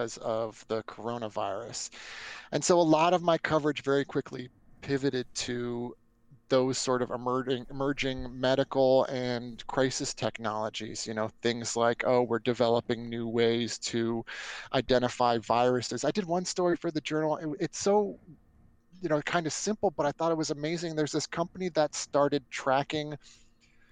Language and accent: English; Northern Virginia, United States; born or raised there